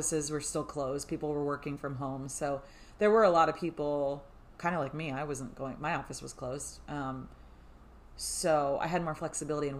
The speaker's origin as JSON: {"language": "English", "region": "South Florida", "country": "United States", "tie": "born or raised there", "said": "We've lived in South Florida almost our whole lives"}